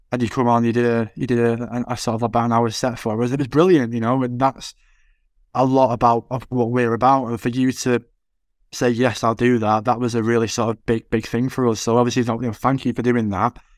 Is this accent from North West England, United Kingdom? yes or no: yes; Manchester, North West England, United Kingdom; accent: Manc; I'm, I'm, like, as mank as they come, so I won't, I won't be in my accent